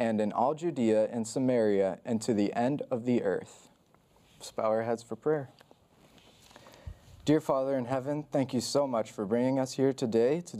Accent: Brazil; I'm actually Brazilian

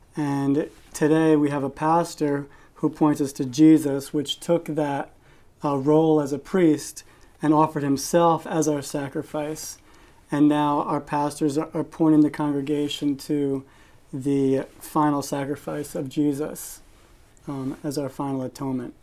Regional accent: Westchester County, New York, United States; moved away; I'm originally from Westchester County, New York

